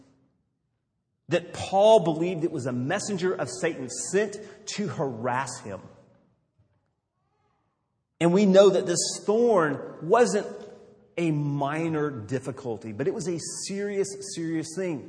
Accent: Los Angeles, California, United States; I grew up in Los Angeles in the 70s

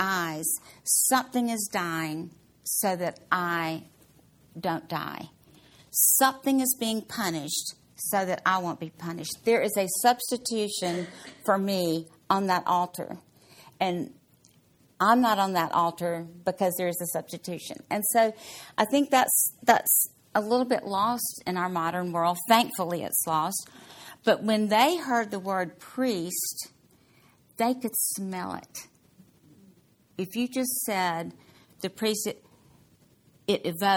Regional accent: Mississippi, United States; I'm from Mississippi

